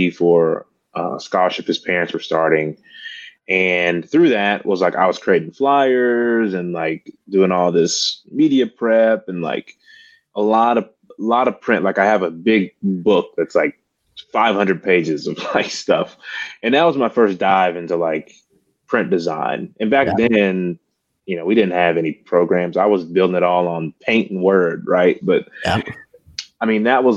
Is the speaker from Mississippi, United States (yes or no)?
yes; Mississippi, United States; moved away as an adult; now in Memphis, United States; I am originally from Mississippi and now I live in Memphis, Tennessee